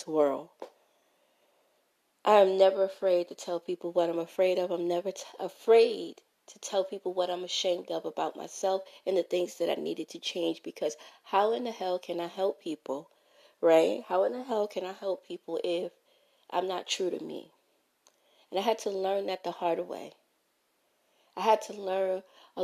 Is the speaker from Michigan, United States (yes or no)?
no; New York City, New York, United States; growing up in Brooklyn, New York at 561 Gates Avenue, apartment 4